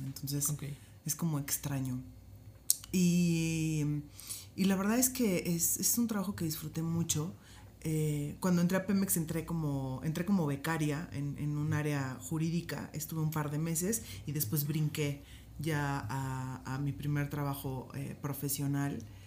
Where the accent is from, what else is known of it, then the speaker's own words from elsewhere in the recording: Poza Rica, Veracruz, Mexico; donde soy originaria, que es Poza Rica, Veracruz